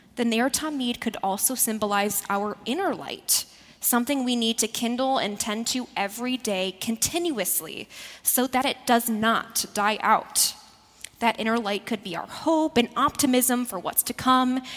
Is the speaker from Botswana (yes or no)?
no; Midwest, United States; now in New York, United States; the Midwesterner in me is still alive and well.